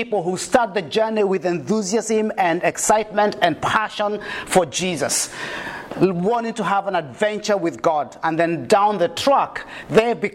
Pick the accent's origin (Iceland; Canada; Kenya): Kenya; now in New Zealand; a Kenyan living in New Zealand